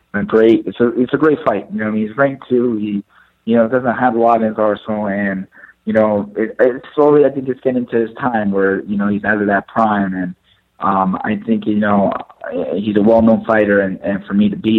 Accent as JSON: {"language": "English", "town": "Ramsey", "region": "New Jersey", "country": "United States", "tie": "born or raised there", "said": "I'm born and raised from Jersey, Ramsey, New Jersey, Bergen County"}